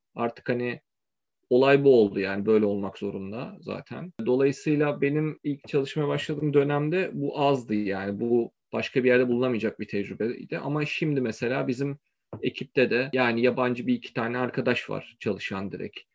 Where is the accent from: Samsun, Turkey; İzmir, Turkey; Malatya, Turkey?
İzmir, Turkey; moved away as an adult; also born or lived in Kayseri / Istanbul; ben 1986'da Kayseri'de doğdum. Ailemin bir kısmı İzmirli, bir kısmı Kayserili. Sonra İzmir'e taşındık. Liseyi orada okudum.